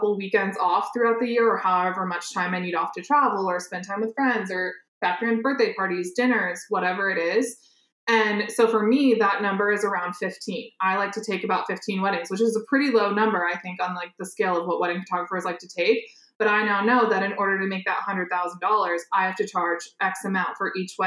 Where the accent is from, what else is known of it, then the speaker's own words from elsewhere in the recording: Iowa, United States; I'm from Iowa, so I started there